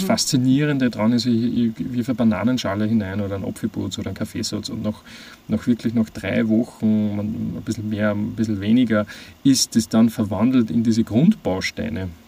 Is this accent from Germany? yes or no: no; Austria; moved away as an adult; also born or lived in Vienna; ich bin ähm, am Land aufgewachsen und bin dann in die Stadt gezogen, nach Wien